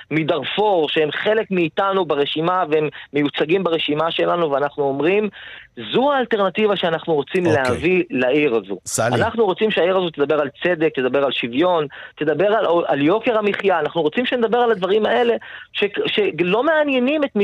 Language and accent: Hebrew; Jaffa, Tel Aviv District, Israel; יפו, אני מיפו.